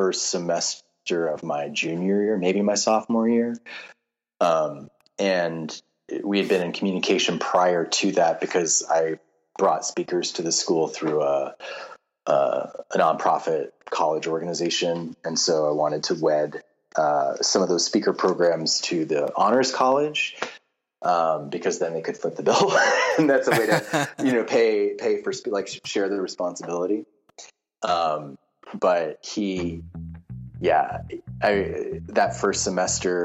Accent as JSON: {"language": "English", "region": "Massachusetts", "country": "United States", "moved": "yes", "said": "I'm from Massachusetts"}